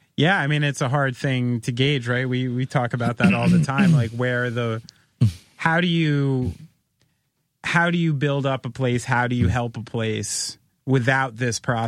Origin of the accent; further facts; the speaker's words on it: United States; somebody who's lived half an hour from Manhattan my entire life